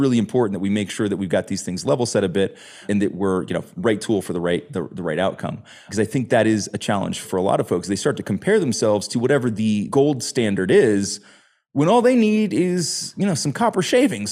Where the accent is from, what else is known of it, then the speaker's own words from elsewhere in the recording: United States; As an American growing up playing soccer